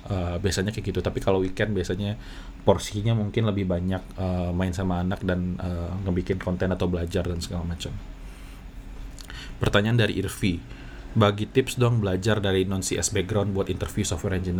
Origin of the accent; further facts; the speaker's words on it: Padang, West Sumatra, Indonesia; accent: Padang; gue berpikir bahwa aksen gue aneh gue dari Padang takut ada aksen Padangnya tapi setelah gue pikir-pikir ya udahlah emang aslinya Padang ya apa boleh buat uh, pasti akan ada aksen Padang